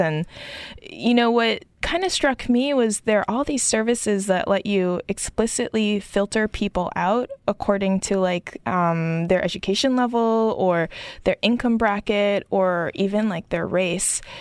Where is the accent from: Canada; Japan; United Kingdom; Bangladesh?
Japan; Tokyo; joining from my hometown of Tokyo